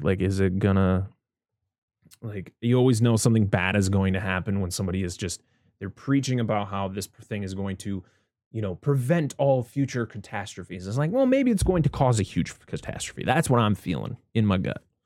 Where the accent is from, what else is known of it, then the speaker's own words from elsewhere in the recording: United States; being American